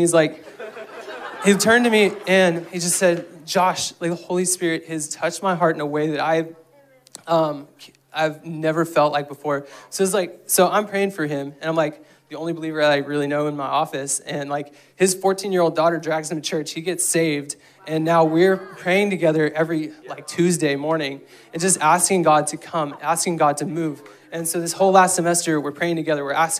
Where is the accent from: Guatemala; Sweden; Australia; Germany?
Guatemala; I grew up in Guatemala, and so if you need vision for that mission trip, I just have vision coming out of my ears for that.